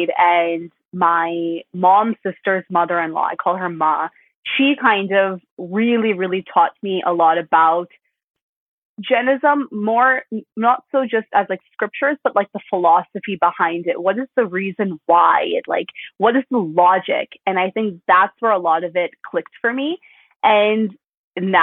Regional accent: Midwest, United States; growing up in the Midwest, we're put in like a generic Sunday school.

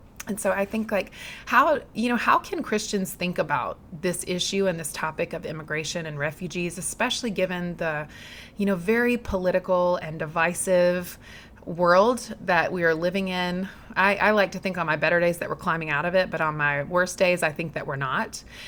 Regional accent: Southeast, United States; moved away; I grew up in the Southeast

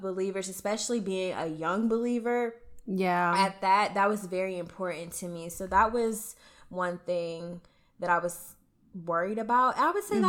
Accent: Columbus, Ohio, United States; moved away as an adult; now in Texas, United States; I'm from Columbus to stay in Columbus

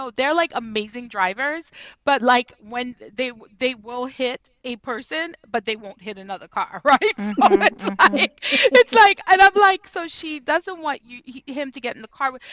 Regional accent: Trinidad & Tobago; because I was born and raised in Trinidad

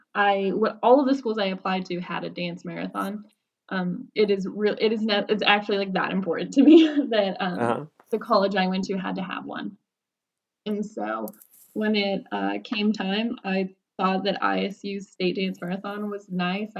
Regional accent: Northern Indiana, United States; I am an Indiana native. I was born and raised in Northern Indiana

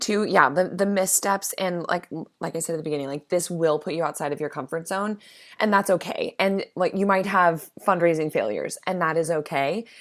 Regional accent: Midwest, United States; I'm from the Midwest

